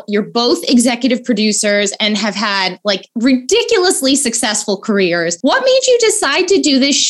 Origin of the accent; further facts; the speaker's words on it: Weehawken, New Jersey, United States; I'm from New Jersey, Weehawken.